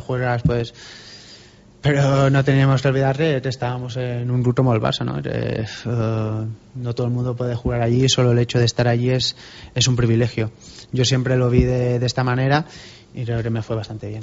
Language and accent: Spanish; Binissalem, Balearic Islands, Spain; moved away; also born or lived in Barcelona / Huesca; Empecé jugando en el, en el equipo de mi pueblo